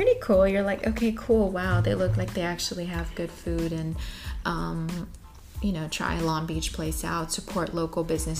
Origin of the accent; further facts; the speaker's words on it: Tepic, Nayarit, Mexico; born there; also born or lived in Jilotepec; I was born in Tepic, Nayarit.